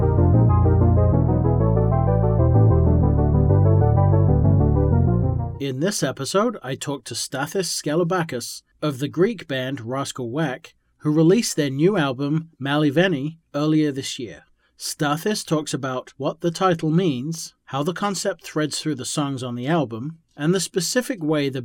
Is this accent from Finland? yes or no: no; England, United Kingdom; moved away; I'm actually from England originally